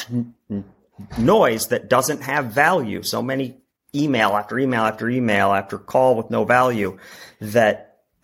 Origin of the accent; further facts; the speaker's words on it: Wisconsin, United States; moved away as an adult; now in Chicago, United States; I'm originally from Wisconsin